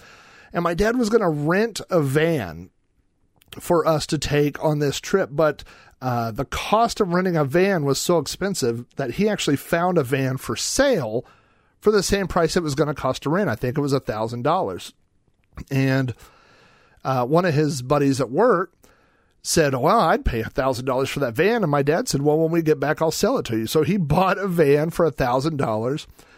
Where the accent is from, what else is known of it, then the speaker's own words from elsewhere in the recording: Oklahoma, United States; So that's why I was born in Oklahoma